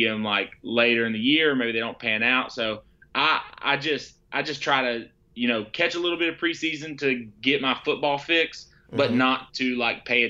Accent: Atlanta, Georgia, United States; I'm from Georgia. I'm from the Metro Atlanta area.

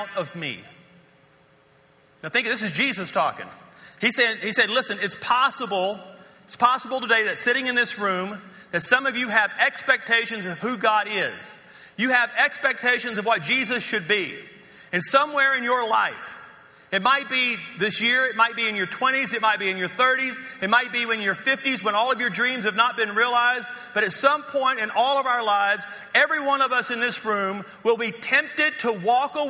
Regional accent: North Louisiana, United States; moved away as an adult; also born or lived in West Texas / Dallas, Fort Worth; now in Colorado, United States; we're from North Louisiana

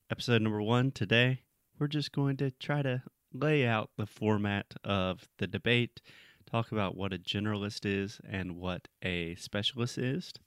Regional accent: South Carolina, United States; my home state of South Carolina.

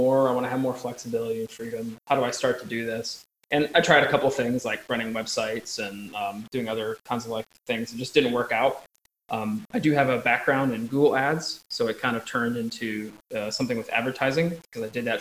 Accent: Eastern United States, United States; moved away as an adult; now in Montpellier, France; I'm from Eastern United States and live currently in Southern France, where I'm talking to you from here in sunny Montpellier

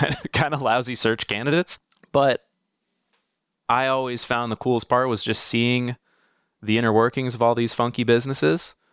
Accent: South Florida, United States; I grew up in South Florida, um, born and raised down here, lived some other places over the years

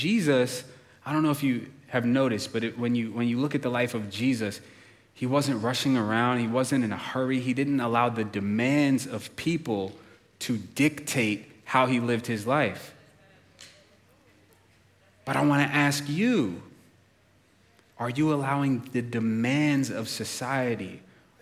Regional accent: United States; as an American

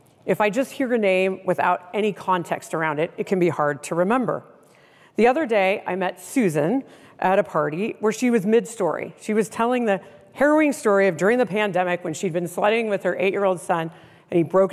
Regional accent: Seattle, Washington, United States; I'm from the Seattle area

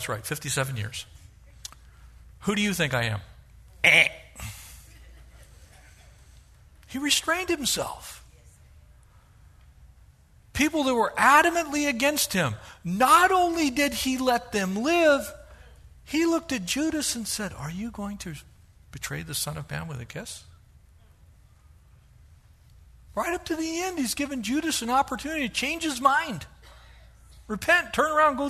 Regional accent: Southern California, United States; I grew up here in Southern California when we still had farm animals

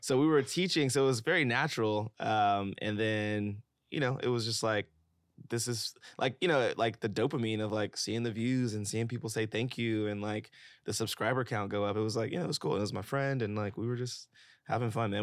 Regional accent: Memphis, Tennessee, United States; also born or lived in Atlanta / San Francisco / Los Angeles; now in New York, United States; I'm from Memphis, Tennessee

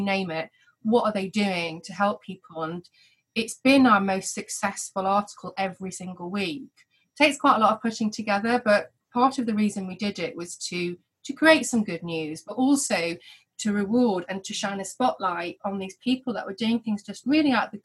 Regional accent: Whitefield, North West England, United Kingdom; moved away as an adult; also born or lived in Bury / London; now in Ramsbottom, United Kingdom; I was born in Bury, grew up in Whitefield, and then went to London for about 15 years

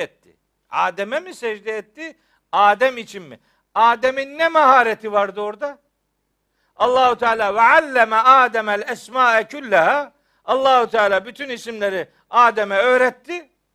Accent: Trabzon, Turkey; ben Trabzonluyum

